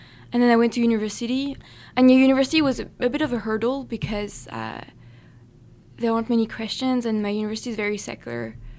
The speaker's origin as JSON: {"language": "English", "country": "France", "tie": "born or raised there", "lives_now": "United States", "said": "my parents got me baptized in France"}